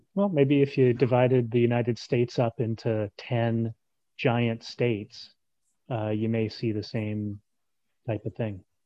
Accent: Canada; as a Canadian

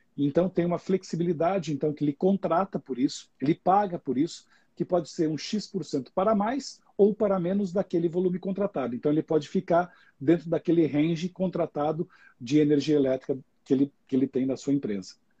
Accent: Xanxerê, Santa Catarina, Brazil; moved away as an adult; also born or lived in Chapecó; now in São Paulo, Brazil; eu moro em São Paulo, mas eu sou nascido em Santa Catarina, no interior do estado, numa pequena cidade do interior de Santa Catarina. É, eu sempre falo que é a grande Xanxerê, com alto dos seus 50 mil habitantes. Né? É, nasci lá, é, estudei

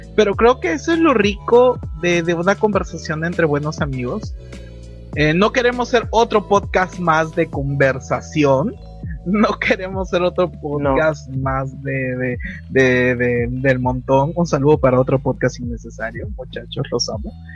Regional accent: Peru; yo soy de Perú

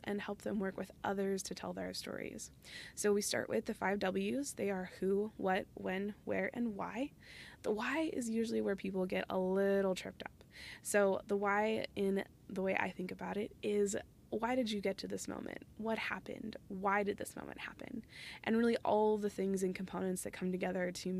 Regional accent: Phoenix, Arizona, United States; moved away; I'm originally from Phoenix

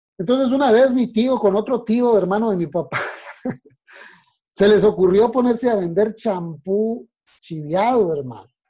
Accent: Bogotá, Colombia; moved away as an adult; also born or lived in Monterrey, Mexico / Torreón, Mexico; now in Mexico; yo nací el 19 de marzo de 1974 en la ciudad de Bogotá, Colombia

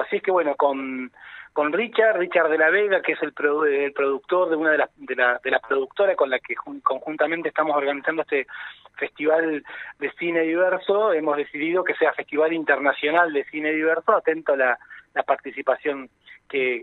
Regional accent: Neuquén, Argentina; nuestra idiosincrasia como neuquinas, como neuquinos

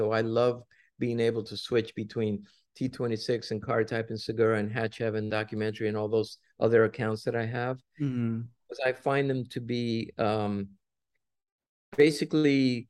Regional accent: Cuba; now in United States; when we came from Cuba, we were forced to go to Mexico first. And of course, when we left Cuba, we had nothing, because Castro took everything from us.

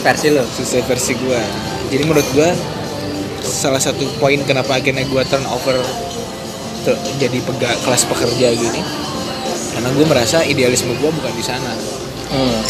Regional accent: West Java, Indonesia; moved away as an adult; also born or lived in Bandung; now in Jakarta, Indonesia; saya orang Sunda

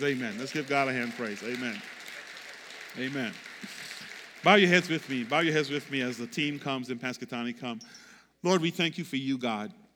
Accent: U.S. Virgin Islands; moved away; I grew up on Saint Croix, um, beach, coconut

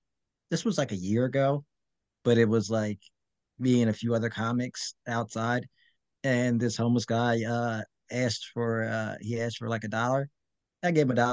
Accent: Norristown, Pennsylvania, United States; moved away; I'm from Norristown, and I just moved back a few years ago

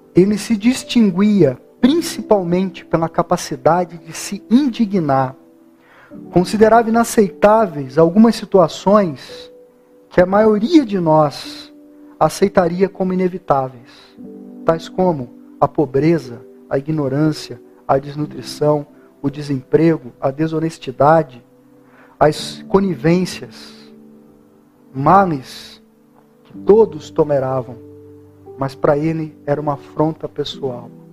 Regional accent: Brazil

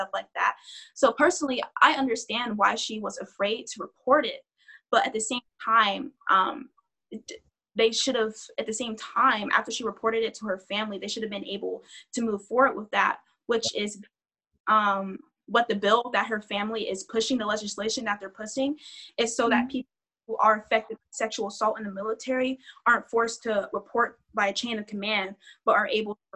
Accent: Georgia, United States; We're from Georgia

